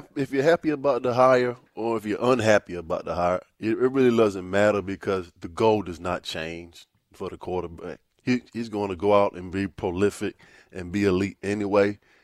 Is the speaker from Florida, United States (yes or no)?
no; Virginia Beach, Virginia, United States; I'm from Virginia Beach